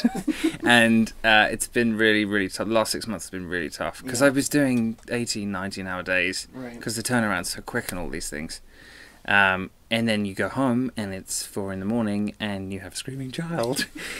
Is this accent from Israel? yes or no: no; England, United Kingdom; now in Los Angeles, United States; I'm English.